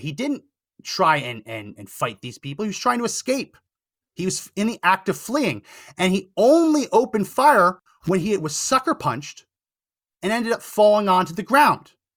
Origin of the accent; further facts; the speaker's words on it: New Jersey, United States; a resident of New Jersey